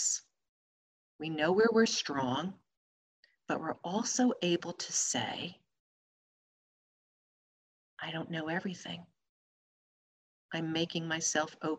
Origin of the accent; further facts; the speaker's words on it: New Jersey, United States; I'm from New Jersey